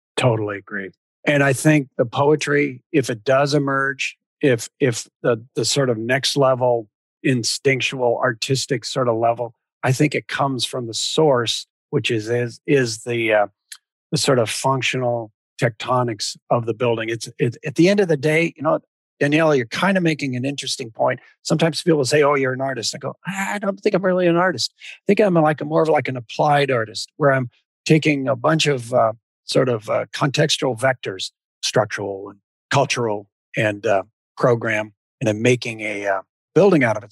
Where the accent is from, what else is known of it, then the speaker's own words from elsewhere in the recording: Spokane, Washington, United States; also born or lived in California / northern Idaho / southern British Columbia; I grew up with in Washington